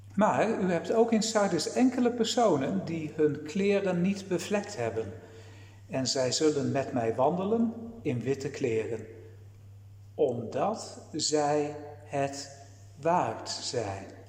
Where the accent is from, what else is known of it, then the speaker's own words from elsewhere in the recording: Netherlands; wij als Nederlanders